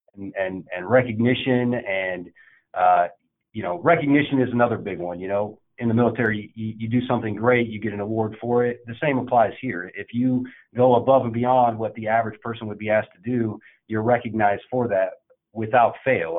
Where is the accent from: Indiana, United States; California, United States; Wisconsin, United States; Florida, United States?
Indiana, United States; I was born and raised in Indiana